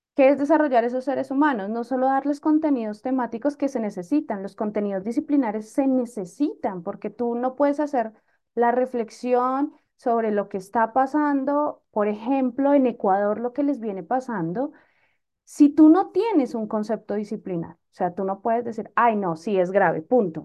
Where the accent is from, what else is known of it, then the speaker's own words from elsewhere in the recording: Bogotá, Colombia; yo soy bogotana